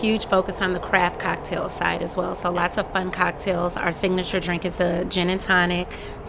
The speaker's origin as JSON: {"language": "English", "town": "Chicago", "region": "Illinois", "country": "United States", "moved": "yes", "lives_now": "Atlanta, United States", "said": "I'm originally from Chicago."}